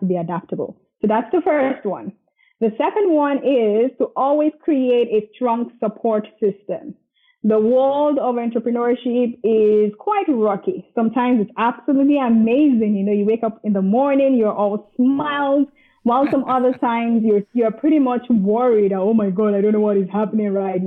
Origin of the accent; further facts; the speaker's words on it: Nigeria; moved away as an adult; also born or lived in Dublin, Ireland / Scotland; now in Canada; I was born in Nigeria. Nigeria is in Africa. I was here all the way to high school, and then I moved to Dublin, Ireland for my first degree.